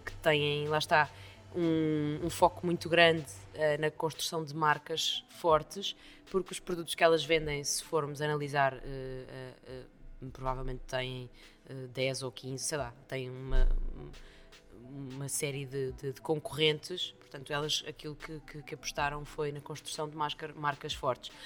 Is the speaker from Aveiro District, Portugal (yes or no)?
no; Estoril, Lisbon, Portugal; also born or lived in Brazil; now in Lisbon, Portugal; Eu, eu cresci no Estoril